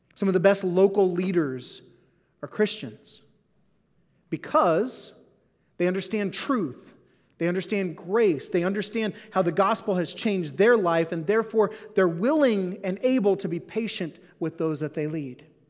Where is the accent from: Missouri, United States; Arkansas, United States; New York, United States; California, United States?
Missouri, United States; Southeast; also born or lived in Portland; now in Saint Louis, United States; I grew up in Southeast Missouri